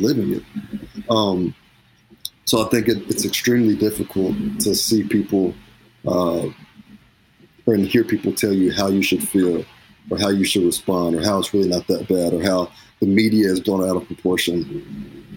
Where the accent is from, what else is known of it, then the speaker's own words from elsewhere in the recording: Cleveland, Tennessee, United States; I'm from Cleveland, Tennessee.